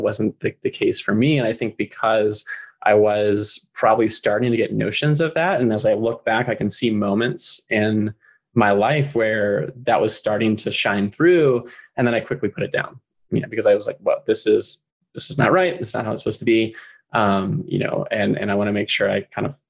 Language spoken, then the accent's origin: English; North Carolina, United States; I grew up in North Carolina